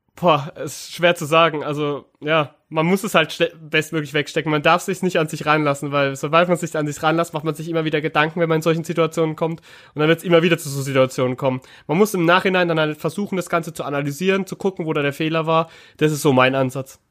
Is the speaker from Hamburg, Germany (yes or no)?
no; Karlsruhe, Baden-Württemberg, Germany; moved away; obwohl ich wirklich ja gebürtiger Karlsruher bin und auch schon seit Kind auch Fan